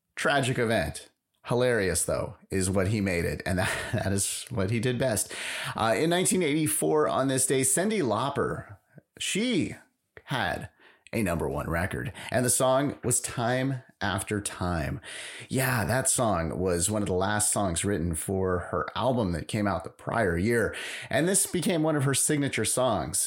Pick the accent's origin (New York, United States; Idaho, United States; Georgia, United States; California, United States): California, United States; San Francisco; I'm from San Francisco